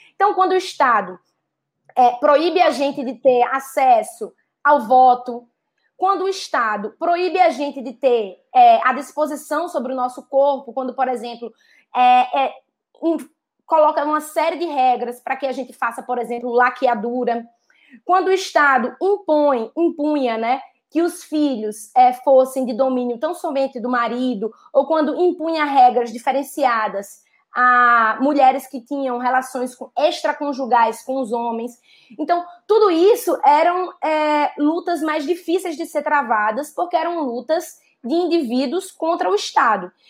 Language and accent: Portuguese; Northeast Region, Brazil; accent: Northeastern; also born or lived in Southeast Brazil; now in Southeast, Brazil; eu sou uma mulher é, nordestina, nascida e criada no Nordeste, e que saiu do Nordeste e hoje vive no Sudeste